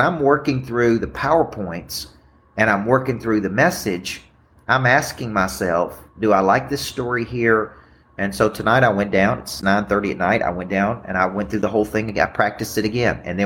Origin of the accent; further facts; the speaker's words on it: Murfreesboro, Tennessee, United States; my hometown of Murfreesboro, Tennessee